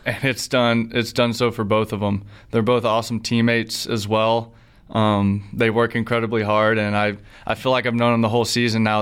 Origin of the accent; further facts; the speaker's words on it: Alabama, United States; I grew up in Alabama